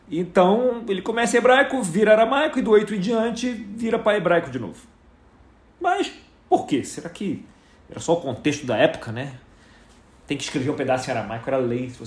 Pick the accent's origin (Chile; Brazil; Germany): Brazil; Rio de Janeiro; Eu não posso dizer isso, porque eu vim do Rio de Janeiro, eu considero que eu sou um exilado de guerra.